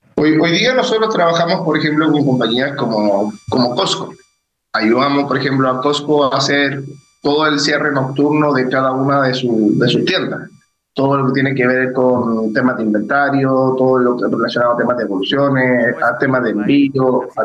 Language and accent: Spanish; Chile; ya soy chileno